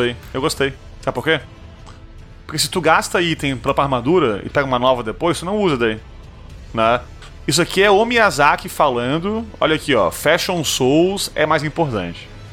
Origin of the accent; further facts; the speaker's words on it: Brazil; eu sou brasileiro